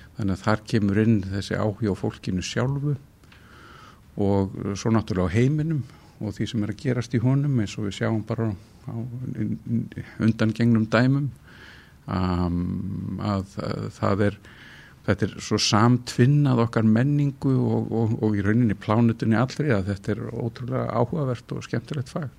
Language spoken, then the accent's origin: Icelandic; Reykjavík, Capital Region, Iceland; also born or lived in Kópavogur; Ég fættur í Reykjavík og alinn hér upp og verið hér alla mína tíð.